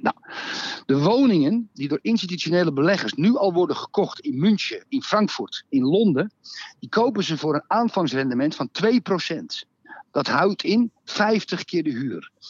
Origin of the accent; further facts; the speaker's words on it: Netherlands; als Nederlander